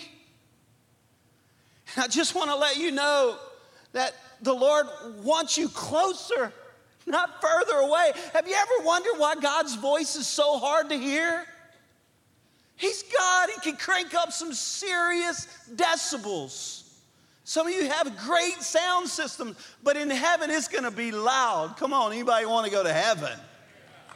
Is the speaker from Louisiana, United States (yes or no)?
yes; Cajun, Louisiana, United States; we're Cajun people